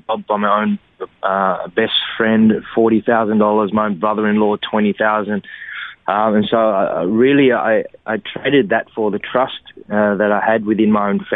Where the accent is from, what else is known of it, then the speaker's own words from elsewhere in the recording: Cabramatta, New South Wales, Australia; growing up in Cabramatta